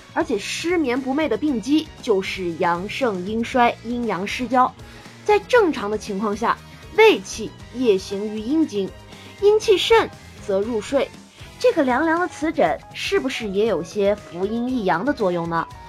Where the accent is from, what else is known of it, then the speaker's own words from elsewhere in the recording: the South, southern China, China; 我是南方人，我们南方在潮湿的春天过后，就到了屋子跟蒸笼一样的夏天